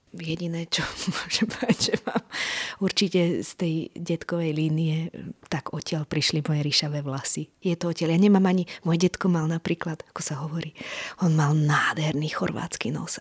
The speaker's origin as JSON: {"language": "Slovak", "country": "Slovakia", "tie": "born or raised there", "said": "narodila som sa tu a som Slovenka"}